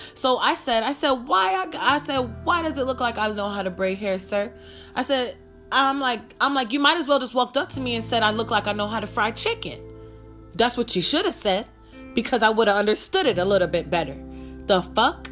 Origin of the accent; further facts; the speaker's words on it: New York, United States; moved away; I'm from New York and now I live in the desert